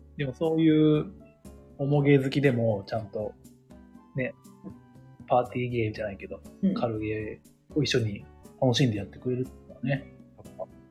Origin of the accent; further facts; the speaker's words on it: Ashikaga, Tochigi, Japan; 自分の地元はね